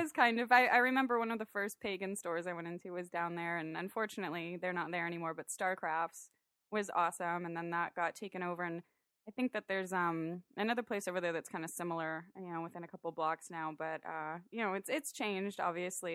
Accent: San Diego, California, United States; also born or lived in Orange County; I was born and raised in San Diego, grew up in O B

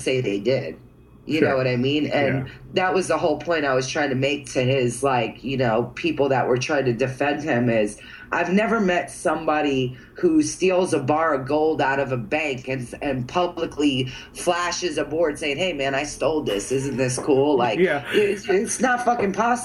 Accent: New York, United States; moved away; also born or lived in Central Florida; I grew up in New York with a bunch of Puerto Ricans

